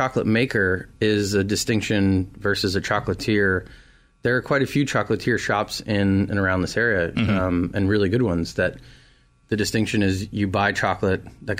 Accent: California, United States; moved away as an adult; now in Raleigh, United States; When I moved to Raleigh from California, I found my home.

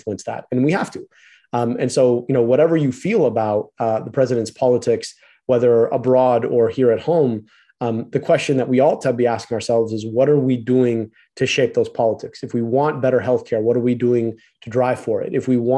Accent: United States; I was born in the United States of America, because I got to grow up here

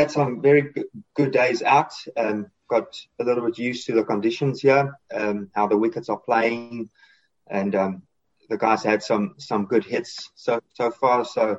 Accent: South Africa; So being South African, more or less, that's always up for me.

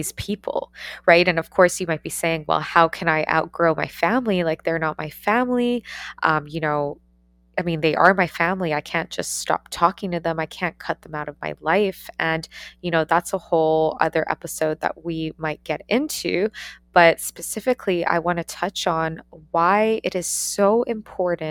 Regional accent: Ontario, Canada; moved away as an adult; also born or lived in Australia; I took the leap to leave my hometown, to leave Canada, and to move across the world to go to Australia and to study

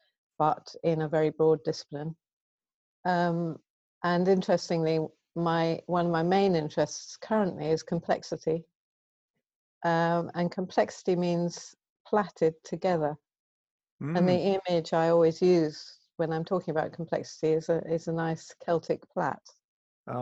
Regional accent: Guernsey; moved away as an adult; also born or lived in Bristol / Glasgow; I grew up on the Channel Islands in Guernsey

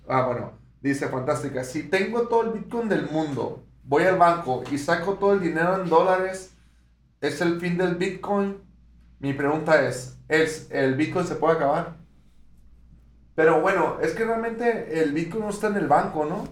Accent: Mexico; Nosotros somos de México

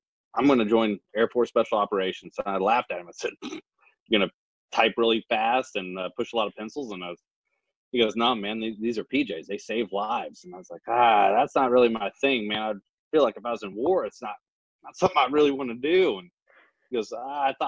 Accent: the Ozarks, Missouri, United States; moved away as an adult; I grew up in Missouri on the Ozarks, small town. Grew up on a farm

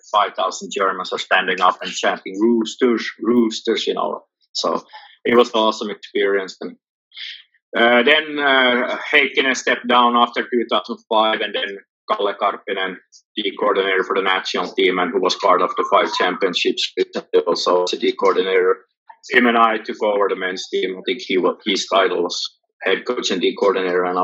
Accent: Hanko, Uusimaa, Finland; Hanko is my hometown, and I did soccer like most Finnish kids

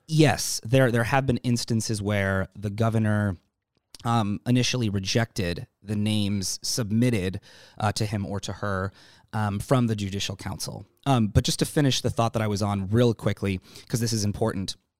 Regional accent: Anchorage, Alaska, United States; moved away as an adult; now in San Diego, United States; Raised in Alaska. My family moved me up here when I was nine, ten months old, and I was raised in Anchorage

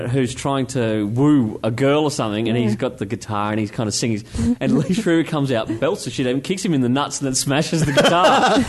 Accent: Scotland, United Kingdom; nice cheap tickets because I'm such a Scotsman

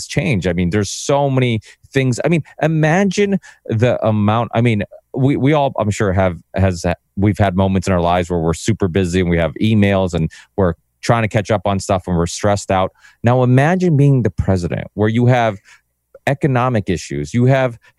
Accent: Massachusetts, United States; I'm from Massachusetts

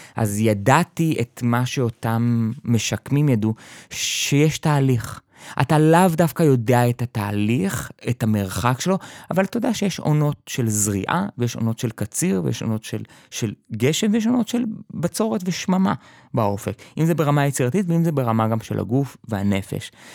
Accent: kibbutz in the Jordan Valley, Northern District, Israel; תמיד הייתי בקיבוץ, אה, התחנכתי כילד חוץ בקיבוץ, בעמק הירדן

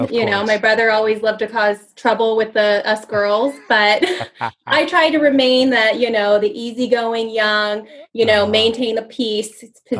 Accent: Orange County, California, United States; So I'm from Orange County. I'm an Orange County girl.

